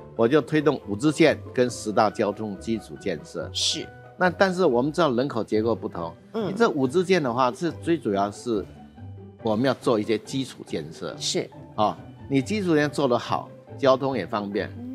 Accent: Emei, Hsinchu County, Taiwan; 我的家乡是新竹县峨眉乡

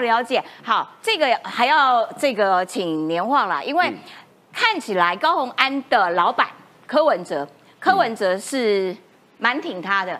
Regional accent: Kaohsiung, Taiwan; 我们高雄人也经历过这一切

